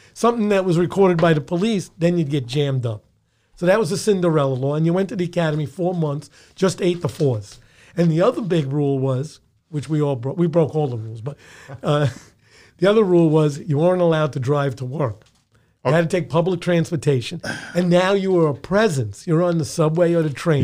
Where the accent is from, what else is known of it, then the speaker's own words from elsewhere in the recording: New York City, New York, United States; born in the Bronx, raised in the Bronx, schooled in the Bronx, had my first jobs in the Bronx